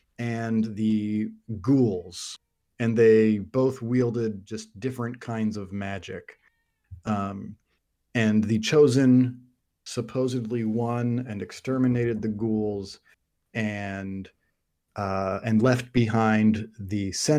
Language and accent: English; United Kingdom; if it's Goya, because we're British.